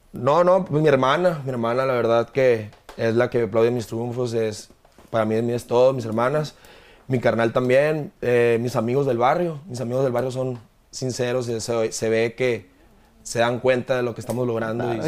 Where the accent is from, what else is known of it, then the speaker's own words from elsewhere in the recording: Hermosillo, Sonora, Mexico; moved away as an adult; Yo soy de Hermosillo, Sonora, soy nacido en Hermosillo, Sonora.